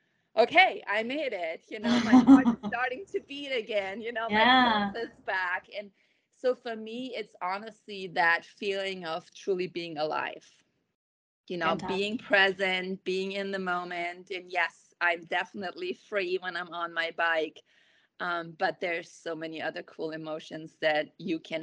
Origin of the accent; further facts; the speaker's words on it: Germany; now in Kuna, United States; I grew up in Germany